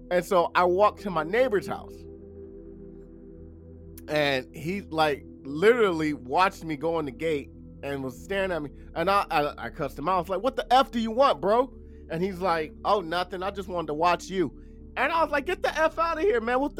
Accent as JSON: {"language": "English", "town": "Los Angeles", "region": "California", "country": "United States", "said": "I'm from South Central LA, Compton, Watts, if you guys know what that's."}